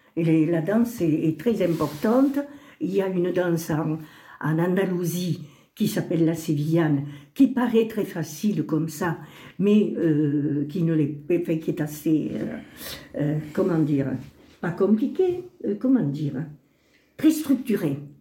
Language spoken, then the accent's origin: French; Bigorre, Occitania, France; first language Spanish; French is a second language; je suis fille d'Espagnol, je suis née ici